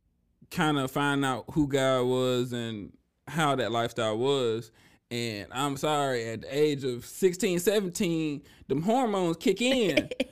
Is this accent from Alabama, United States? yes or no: yes; Alabama, United States; born there; So I was born in Alabama, military family, but my dad is originally from Memphis.